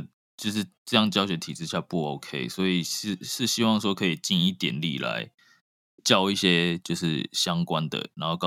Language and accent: Chinese; Taiwan; 至少别的国家我不知道，但是台湾有，因为我从从小在台湾念书嘛